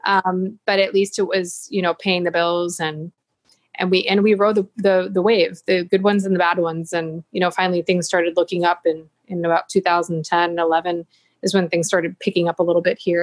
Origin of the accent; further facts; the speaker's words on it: Buffalo, New York, United States; moved away; also born or lived in San Jose, Costa Rica; growing up in Buffalo, it's not very cultural